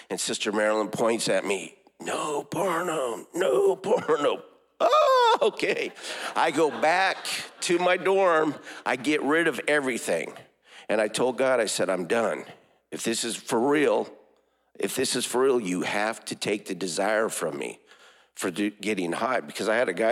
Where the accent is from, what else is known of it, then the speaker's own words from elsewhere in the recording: Oregon, United States; I was born in Oregon.